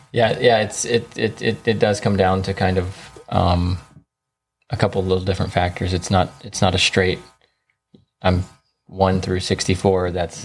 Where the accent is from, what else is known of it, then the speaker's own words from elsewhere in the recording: the South, United States; which I grew up in the South, so I was in Southerns